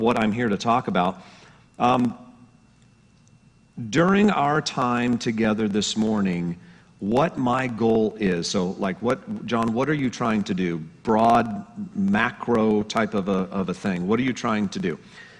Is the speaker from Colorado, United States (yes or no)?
yes; Colorado, United States; moved away as an adult; also born or lived in Denver, Colorado; I was originally born and raised in Colorado. I moved out here